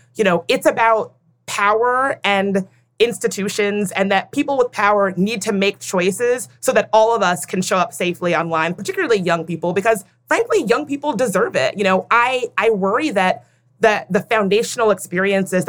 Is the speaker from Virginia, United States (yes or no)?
yes; Midlothian, Virginia, United States; I grew up in a very small town in Midlothian, Virginia